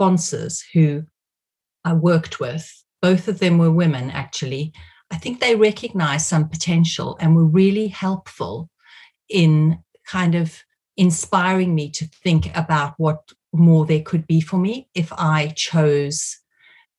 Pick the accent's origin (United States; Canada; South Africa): South Africa; moved away as an adult; now in United Kingdom; I grew up in South Africa in what was essentially a police state